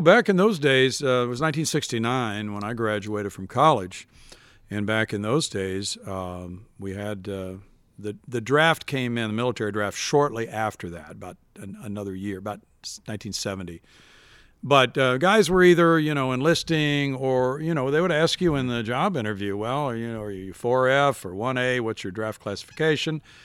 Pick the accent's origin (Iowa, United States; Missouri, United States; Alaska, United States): Missouri, United States; I would listen to radio every night to the Cardinals growing up in Missouri